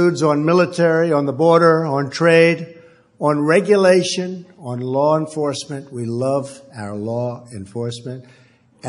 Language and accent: English; New York City, New York, United States; When I was growing up in Queens, we had vocational schools